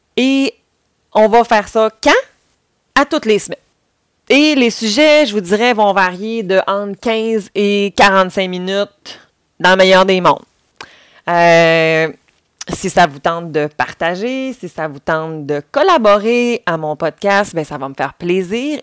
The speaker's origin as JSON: {"language": "French", "region": "Quebec", "country": "Canada", "said": "si vous commencez déjà à l'entendre, je viens aussi du Saguenay-Lac-Saint-Jean"}